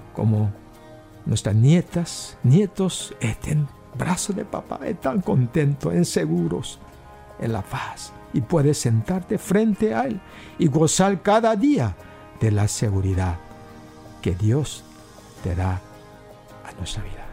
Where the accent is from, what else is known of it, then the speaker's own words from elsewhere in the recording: South Korea; Spanish is a second language; moved away as an adult; also born or lived in United States; now in Paraguay; donde viví eh, mis primeros 19 años en Corea